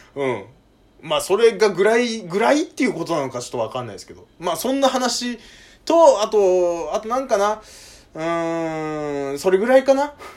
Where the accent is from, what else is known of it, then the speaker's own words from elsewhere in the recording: Kanto, Japan; 僕関東の人間